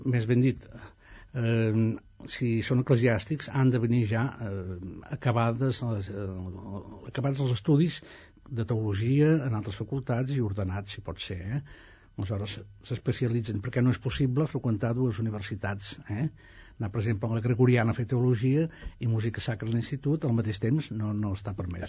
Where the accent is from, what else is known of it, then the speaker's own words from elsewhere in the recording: a village 4 km from Els Prats de Rei, Catalonia, Spain; now in Italy; on van néixer els meus abans passats